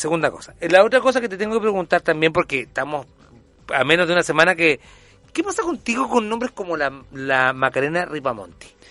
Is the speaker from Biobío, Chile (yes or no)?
no; Viña del Mar, Valparaíso, Chile; yo nací en Viña del Mar